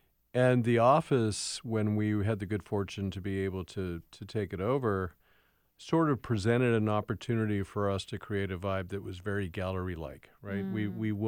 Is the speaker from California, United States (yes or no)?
yes; West Hollywood, California, United States; now in Seattle, United States; so I was raised in Southern California. Don't everybody yell. Yes, I'm a Californian. in Los Angeles specifically, and really in West Hollywood.